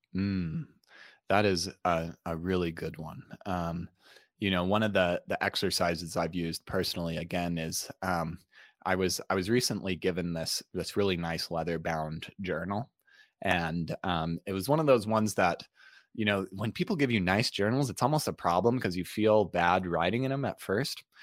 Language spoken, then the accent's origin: English; Utah, United States; i grew up in utah